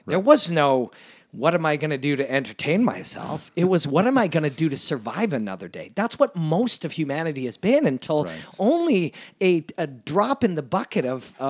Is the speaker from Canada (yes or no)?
yes; Canada; And that's been a part of being a Canadian, and that's been, we believe in that.